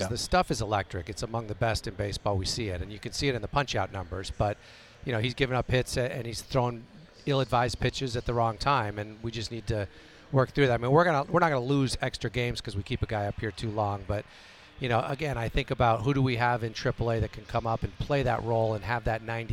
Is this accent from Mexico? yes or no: yes; Mexico; moved away; I grew up in Mexico. I was born there. I have Mexican nationality.